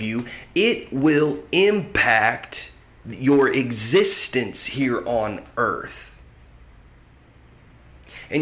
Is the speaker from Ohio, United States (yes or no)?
yes; Ohio, United States; also born or lived in Indiana / Mississippi; now in California, United States; growing up in Ohio, spending time in Indiana, spending time in Mississippi, and then here I am out in California